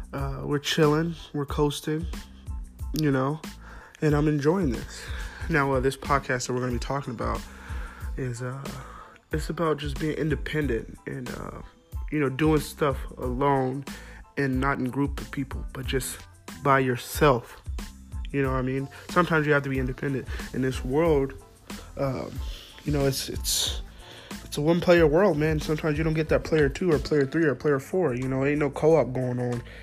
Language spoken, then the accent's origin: English; Fresno, California, United States; also born or lived in Clovis, California; we grew up on the West Side, West, West Side